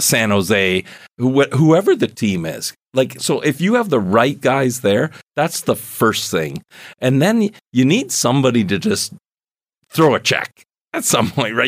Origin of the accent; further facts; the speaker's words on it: Canada; probably one of the most exciting events other than Grey Cups as a Canadian that I've been